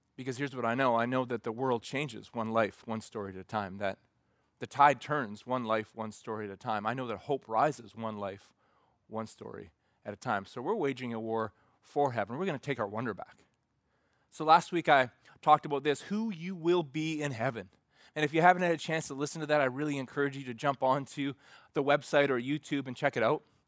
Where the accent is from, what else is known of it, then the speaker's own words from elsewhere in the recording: Alberta, Canada; Growing up in Reggie, Alberta